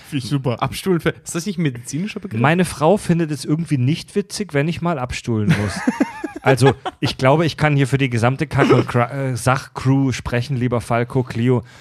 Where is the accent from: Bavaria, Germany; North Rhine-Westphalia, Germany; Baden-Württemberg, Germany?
Baden-Württemberg, Germany; Kieselbronn; ich komme aus Kieselbronn, einem noch viel schlimmeren Kaff.